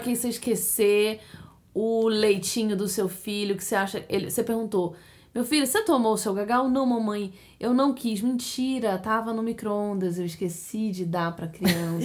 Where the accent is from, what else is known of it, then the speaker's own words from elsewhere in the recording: Brazil; now in United States; A gente é brasileira, a gente trouxe a nossa hábito cultural e, e culinário pra cá